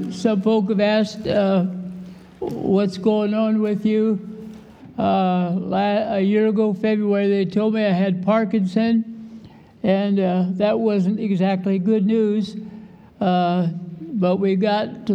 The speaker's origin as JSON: {"language": "English", "region": "Iowa", "country": "United States", "tie": "born or raised there", "said": "I was born and raised in Iowa"}